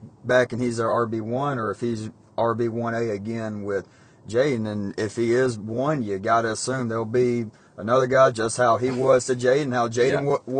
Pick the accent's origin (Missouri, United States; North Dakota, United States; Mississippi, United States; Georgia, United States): Georgia, United States; I'm from Nowheresville, Georgia.